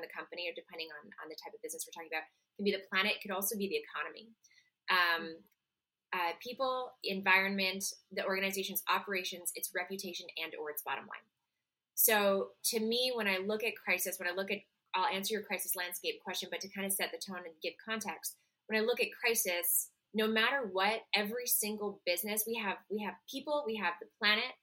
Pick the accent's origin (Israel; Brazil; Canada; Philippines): Canada; Montreal, Quebec; moved away as an adult; now in New York City, United States; Originally I'm from Montreal, Canada. I live in New York City. I've been here since 2018.